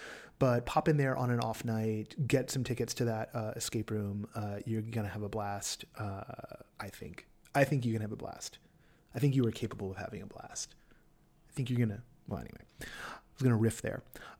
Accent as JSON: {"language": "English", "town": "Los Angeles", "region": "California", "country": "United States", "tie": "born or raised there", "said": "let's hit up my hometown."}